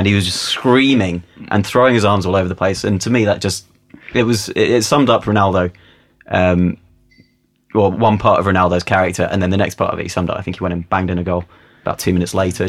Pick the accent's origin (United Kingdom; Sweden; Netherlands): United Kingdom; England; Even as an Englishman